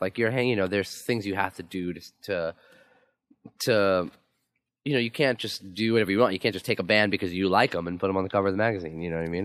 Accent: New York City, New York, United States; I'm from Queen, I'm from Queens

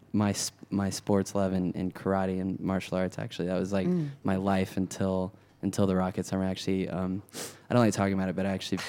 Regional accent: Texas, United States; when I was a kid, I grew up in Texas

